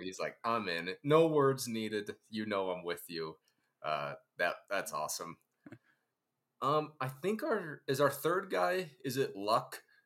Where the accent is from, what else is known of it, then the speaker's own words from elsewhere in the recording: Ohio, United States; I grew up in Ohio on a farm